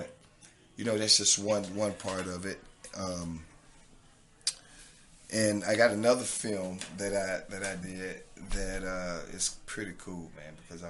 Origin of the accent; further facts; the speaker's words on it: the South, United States; accent: southern; my southern accent sometimes kind of, you know, I got to spell it for people sometimes.